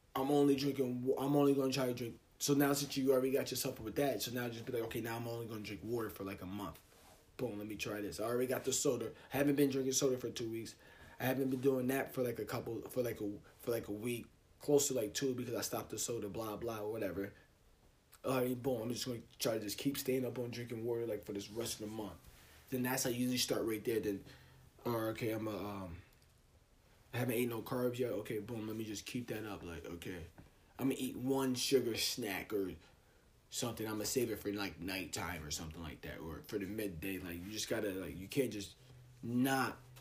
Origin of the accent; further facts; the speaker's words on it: United States; We're American